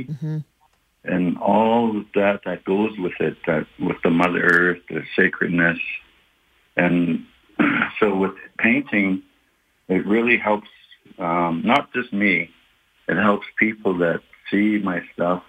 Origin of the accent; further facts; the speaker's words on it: Kainai First Nation, Alberta, Canada; I was born on the Kainai Blood First Nations